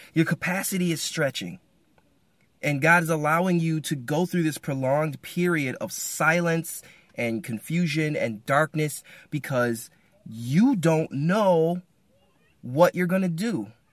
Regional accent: Michigan, United States; I'm from Michigan

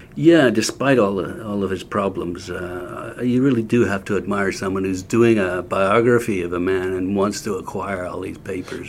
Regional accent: Canada; I'm Canadian

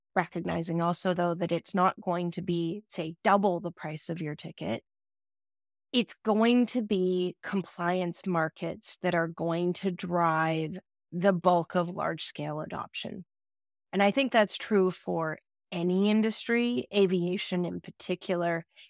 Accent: Canada; As a Canadian

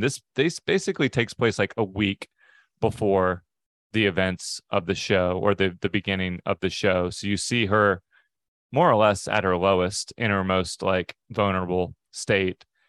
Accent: Pacific Northwest, United States; we're from the Pacific Northwest

